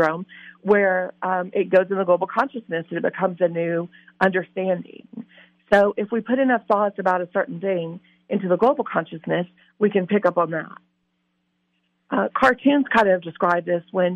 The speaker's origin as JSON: {"language": "English", "region": "Louisiana", "country": "United States", "said": "I'm from Louisiana, love New Orleans"}